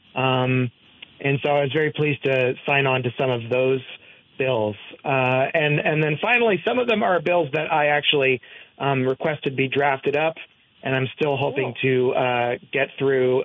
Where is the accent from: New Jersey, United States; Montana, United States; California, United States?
New Jersey, United States; Hopewell; now in Barre, United States; I come from Hopewell, which is in Mercer yep. County, New Jersey